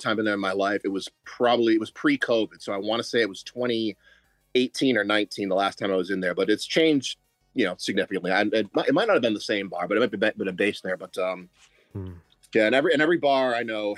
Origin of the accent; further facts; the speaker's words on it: Gloucester, Massachusetts, United States; it takes place in my hometown